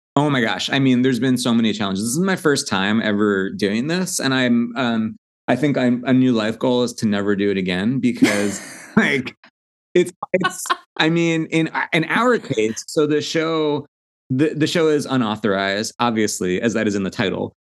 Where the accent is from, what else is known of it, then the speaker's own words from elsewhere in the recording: Long Island, New York, United States; I'm from Long Island originally.